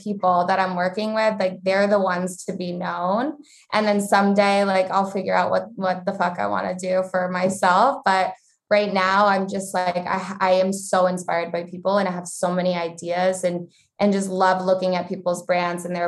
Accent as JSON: {"language": "English", "region": "Vermont", "country": "United States", "tie": "born or raised there", "said": "I grew up in Vermont"}